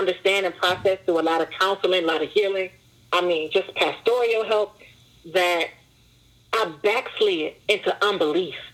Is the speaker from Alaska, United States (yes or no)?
no; Detroit, Michigan, United States; I grew up in Detroit, one of the roughest zip codes in Detroit